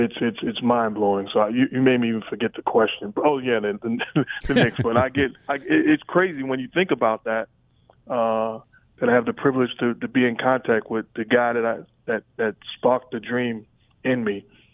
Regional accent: Queens, New York, United States; also born or lived in Brooklyn; My first sport at 7 years old, when we moved from Brooklyn to Queens, I got into a little

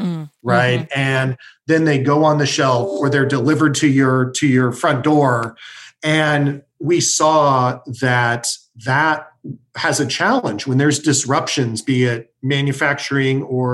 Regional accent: Kansas City, Missouri, United States; I'm a South Kansas City kid. I grew up in South Kansas City

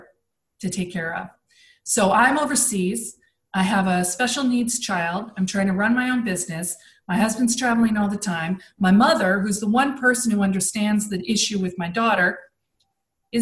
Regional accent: United States; moved away as an adult; now in Netherlands; as an American

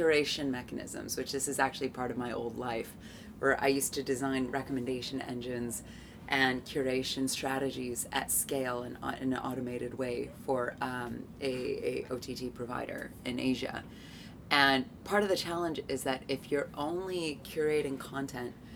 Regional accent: United States; moved away; my home country of the United States

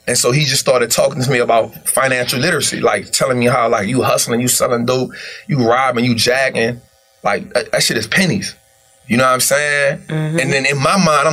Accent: New Orleans, Louisiana, United States; born and raised in New Orleans

